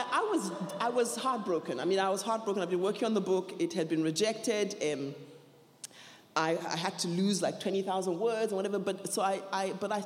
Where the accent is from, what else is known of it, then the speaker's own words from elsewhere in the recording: Nigeria; I was growing up in Nigeria